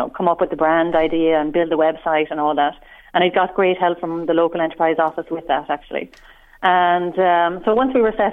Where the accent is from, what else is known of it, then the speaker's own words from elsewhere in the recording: Limerick, County Limerick, Ireland; moved away as an adult; also born or lived in Australia / Perpignan, France; I'm from Limerick